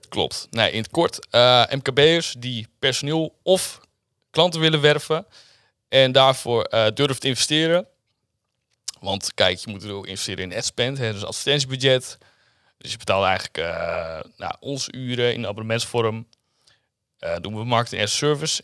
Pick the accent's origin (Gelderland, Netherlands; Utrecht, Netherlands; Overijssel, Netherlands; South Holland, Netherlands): Overijssel, Netherlands; Zwolle; Ik kom uit Zwolle. Ik woon ook weer net in Zwolle